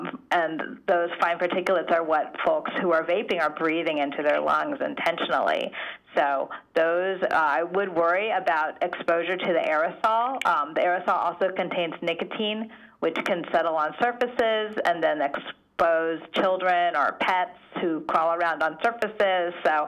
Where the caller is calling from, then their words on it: California, United States; I'm calling you from California, right, where here we have clean indoor air.